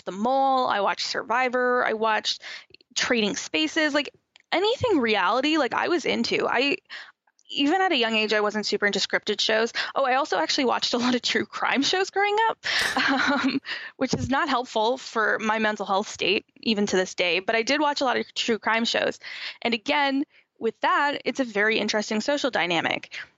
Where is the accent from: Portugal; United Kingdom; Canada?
Canada; Niagara, Ontario; also born or lived in Nova Scotia; I'm born and raised in Niagara, just down the road from Buffalo.